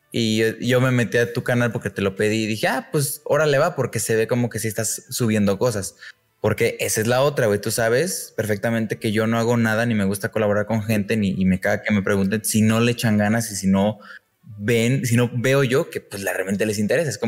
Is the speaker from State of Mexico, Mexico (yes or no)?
no; León, Guanajuato, Mexico; vi que estabas en León, yo soy de León.